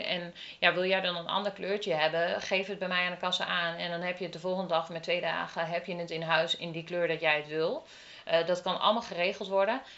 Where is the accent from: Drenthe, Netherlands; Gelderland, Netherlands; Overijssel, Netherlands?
Gelderland, Netherlands; Lochem; now in Ede, Netherlands; ik kom uit Lochem